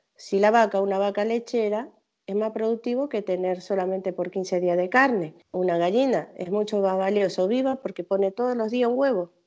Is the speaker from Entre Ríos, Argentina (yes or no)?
no; Misiones, Argentina; moved away as an adult; Yo soy originaria de Misiones, de las tres fronteras. Eh, nosotros vivíamos en medio de la selva